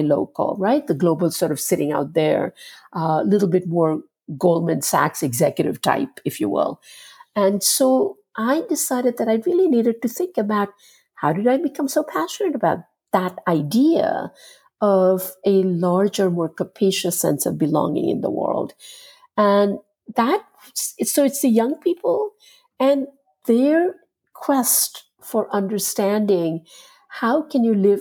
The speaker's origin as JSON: {"language": "English", "country": "India", "tie": "born or raised there", "moved": "yes", "lives_now": "United States", "said": "born and raised in India and having studied Indian art and philosophy and culture"}